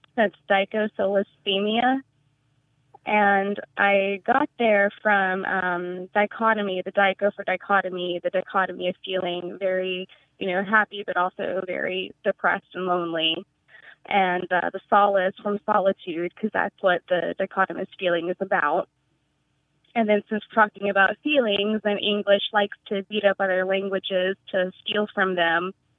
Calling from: Ithaca, New York, United States; I'm calling from Ithaca, New York.

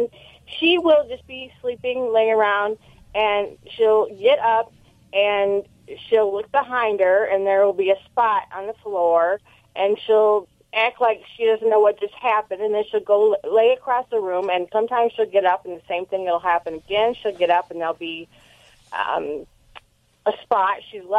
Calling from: Mount Carroll, Illinois, United States; I am calling from Mount Carroll, Illinois.

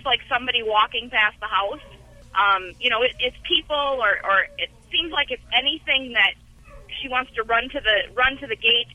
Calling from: Wisconsin, United States

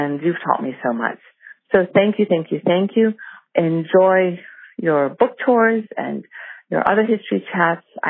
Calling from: Englewood Cliffs, New Jersey, United States; I'm calling from Englewood Cliffs in New Jersey

